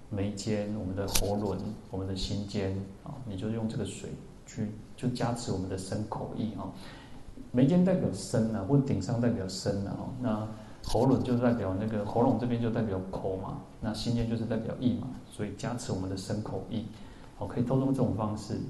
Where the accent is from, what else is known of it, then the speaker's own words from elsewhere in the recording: Taipei, Taiwan; 我们台北人